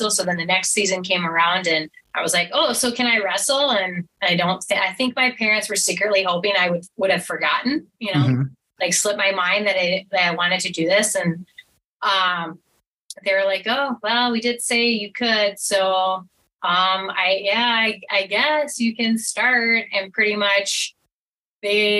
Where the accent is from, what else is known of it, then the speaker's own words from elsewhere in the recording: Winnebago, Minnesota, United States; also born or lived in Houston, Minnesota; So I grew up in the town north of Blue Earth. So it's called Winnebago